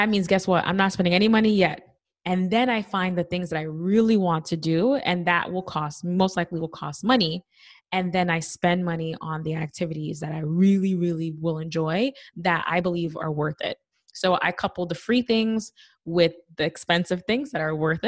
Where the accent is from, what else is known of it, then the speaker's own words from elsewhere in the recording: New York City, New York, United States; I'm from the Bronx